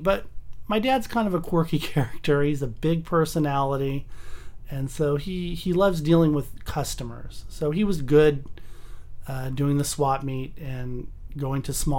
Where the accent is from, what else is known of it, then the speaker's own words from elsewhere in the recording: Pasadena, California, United States; also born or lived in Newport Beach / Huntington Beach / Irvine / North Hollywood; I've lived in L.A. my whole life. What part of L.A.? I was born in Pasadena. I went to school at UCLA, lived there for 4 years. Mm-hmm. Moved down to Newport Beach for a year, Huntington Beach, Irvine for a couple of years, North Hollywood for 10 years.